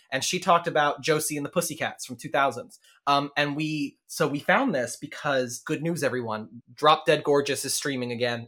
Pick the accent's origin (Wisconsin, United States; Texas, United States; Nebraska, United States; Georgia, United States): Texas, United States; Denton; moved away; growing up, Denton had two high schools, and then three by the time we left